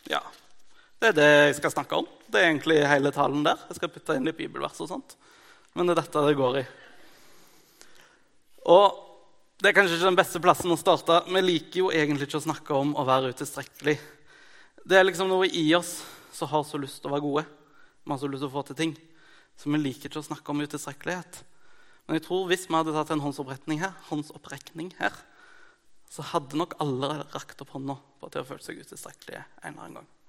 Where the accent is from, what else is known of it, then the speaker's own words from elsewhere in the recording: Mongolia; Eh, jeg er misjonærbarn fra Mongolia. Det er det til gjengjeld veldig mange som vet.